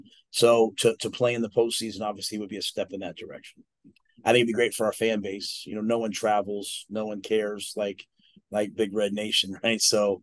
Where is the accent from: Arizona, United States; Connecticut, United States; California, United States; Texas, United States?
Texas, United States; I'm like, we're from Texas. Like, we're not supposed to lose the rodeo.